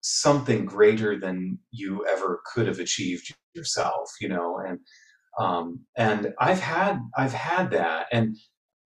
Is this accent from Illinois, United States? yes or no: no; Wooster, Ohio, United States; I grew up attending in Ohio, their Ohio Light Opera in Worcester, and attended that regularly